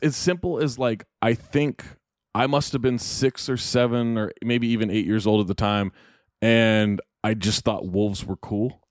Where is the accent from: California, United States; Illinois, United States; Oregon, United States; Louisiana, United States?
California, United States; Sacramento; I grew up in Sacramento